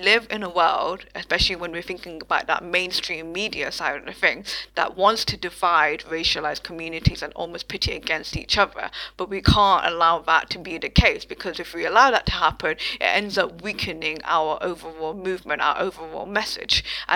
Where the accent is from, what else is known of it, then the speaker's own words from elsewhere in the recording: United Kingdom; my own experience as a British Bangladeshi person with my parents who migrated to the UK in like the 1960s, 70s sort of time